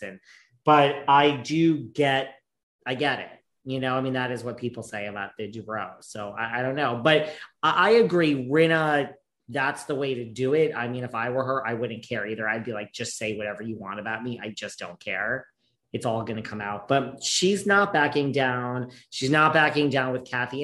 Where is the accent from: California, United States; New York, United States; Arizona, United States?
New York, United States; I'm a New Yorker